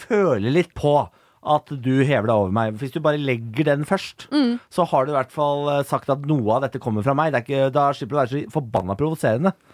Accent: Moss, Østfold, Norway; Jeg er fra Moss.

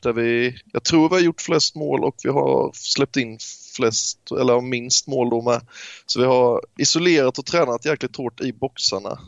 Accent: near Tvååker, Halland County, Sweden; Tvååker till exempel som ligger nära min hemstad

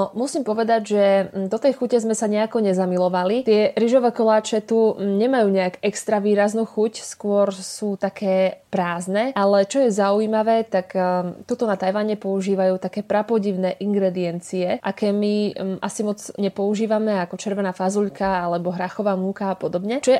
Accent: Slovakia; keď povieme, že sme zo Slovenska

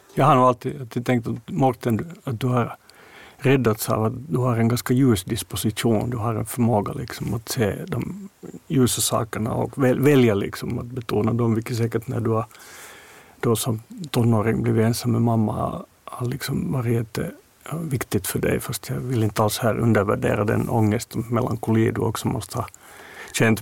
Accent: Finland; som finländare, alltså just med den här släkterfarenheten vi har, Mårten och jag

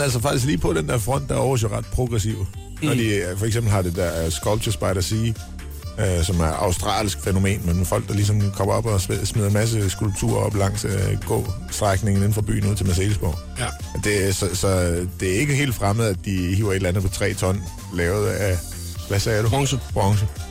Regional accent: Aarhus, Central Denmark Region, Denmark; moved away

